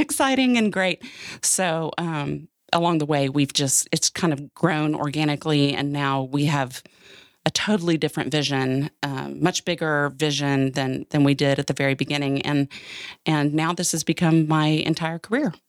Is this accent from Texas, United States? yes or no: yes; Austin, Texas, United States; also born or lived in Dallas; I grew up in Austin, Texas